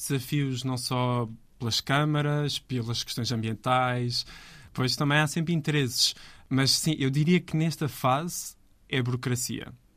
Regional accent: Azores, Portugal; eu sou açoriano.

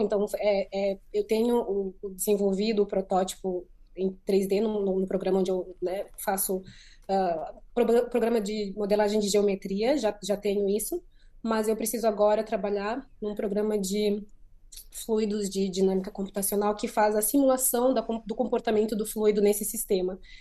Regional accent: Maputo, Mozambique; moved away; de Maputo, que é de onde eu sou

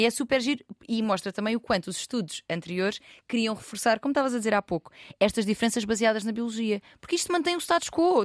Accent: Loulé, Algarve, Portugal; não sou de Lisboa, sou de uma terra mais pequenina, Lolé

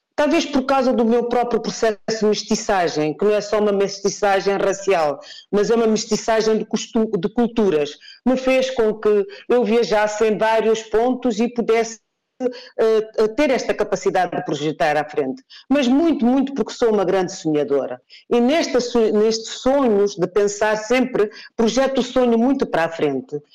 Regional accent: Guinea-Bissau; não sou guinense apenas porque nasci na Guiné-Bissau

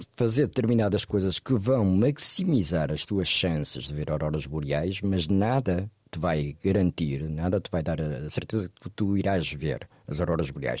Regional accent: Porto, Norte, Portugal; moved away as an adult; also born or lived in Lisbon; eu cresci no Porto e comecei a trabalhar no jornalismo do Porto. Toda a minha família é do Porto

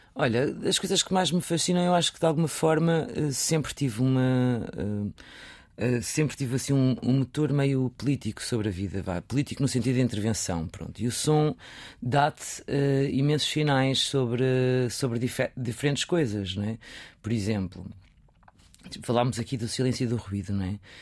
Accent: Viseu, Portugal; moved away; nasci, cresci em Viseu

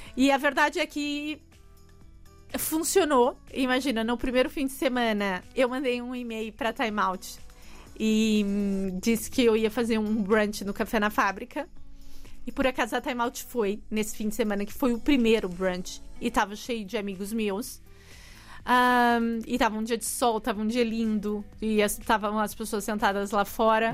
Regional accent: São Paulo, Brazil; moved away as an adult; now in Portugal; eu sou de São Paulo

